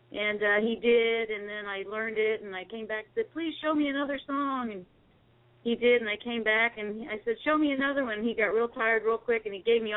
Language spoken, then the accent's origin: English; Fairfield, Ohio, United States; I grew up in Fairfield, Ohio. It's a little near Cincinnati.